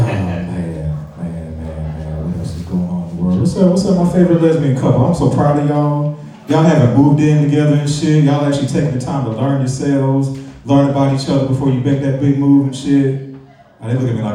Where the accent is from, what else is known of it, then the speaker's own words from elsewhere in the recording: St. Louis, Missouri, United States; I'm from St. Louis